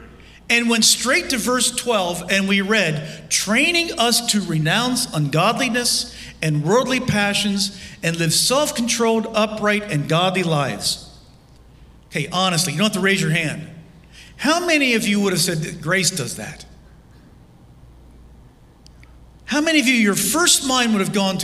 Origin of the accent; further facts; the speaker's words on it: Lancaster, Pennsylvania, United States; I was standing in my parents' garage as a 19-year-old in my hometown of Lancaster, Pennsylvania